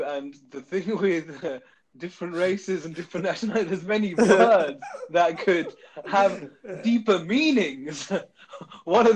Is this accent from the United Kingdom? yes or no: yes; United Kingdom; We are British Asians